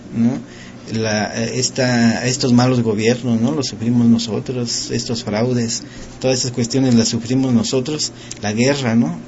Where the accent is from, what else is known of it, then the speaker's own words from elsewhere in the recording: Mexico; nuestro pueblo mexicano